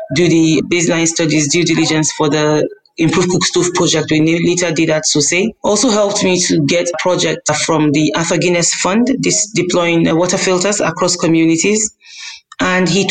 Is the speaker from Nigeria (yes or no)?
yes; Kaduna, Kaduna State, Nigeria; I was born and brought up in Kaduna